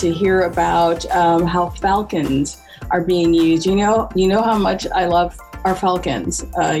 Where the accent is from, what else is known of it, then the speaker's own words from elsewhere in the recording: Michigan, United States; he was born in Michigan, my home state, kind of our home state.